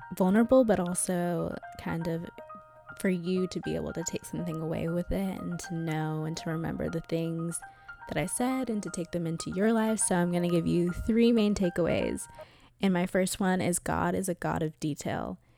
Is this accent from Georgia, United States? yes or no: yes; Atlanta, Georgia, United States; I grew up in Atlanta, Georgia, and went to a private Christian school